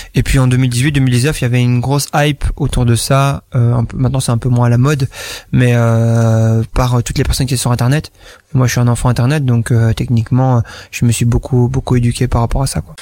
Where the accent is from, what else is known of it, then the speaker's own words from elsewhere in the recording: Fosses-la-Ville, Wallonia, Belgium; je viens donc de Bambois, Fosse-la-Ville, donc mhm. dans le coin ici, dans le fond de la Wallonie